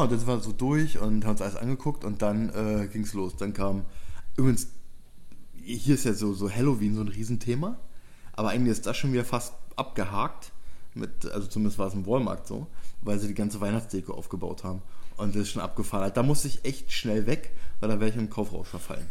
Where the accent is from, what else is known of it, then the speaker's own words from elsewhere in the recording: Germany; bei uns in Deutschland